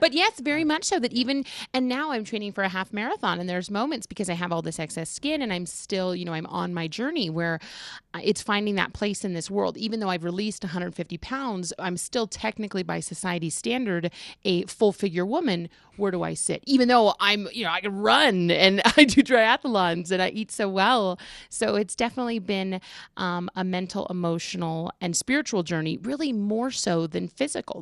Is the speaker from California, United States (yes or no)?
yes; California, United States; now in Colorado, United States; originally I'm from California